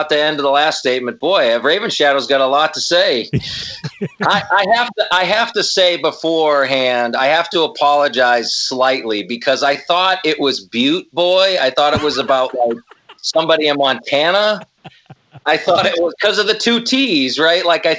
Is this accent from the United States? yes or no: no; Ireland; I was more saying I whip out half a dick because I'm Irish, so.